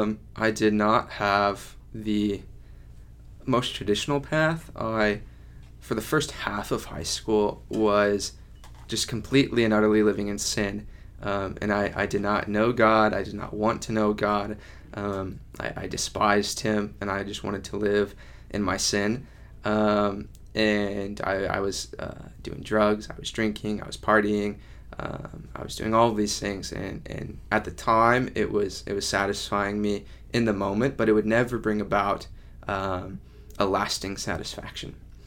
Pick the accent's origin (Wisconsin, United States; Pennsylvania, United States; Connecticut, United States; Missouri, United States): Missouri, United States; Kansas City; Kansas City.